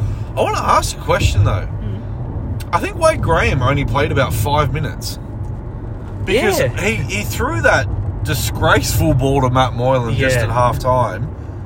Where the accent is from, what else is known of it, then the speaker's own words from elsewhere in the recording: Queensland, Australia; As a Queenslander